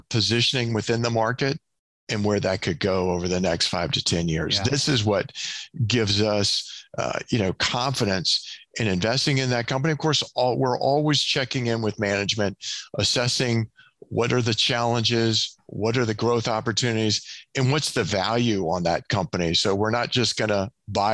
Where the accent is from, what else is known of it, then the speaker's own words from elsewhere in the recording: Southeast, United States; now in Kansas City, United States; I grew up in the Southeast